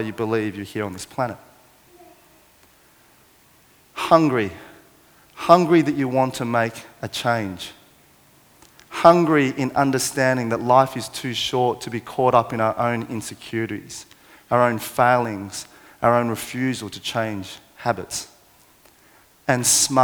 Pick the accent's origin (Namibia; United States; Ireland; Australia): Australia; Parramatta, New South Wales; born or raised there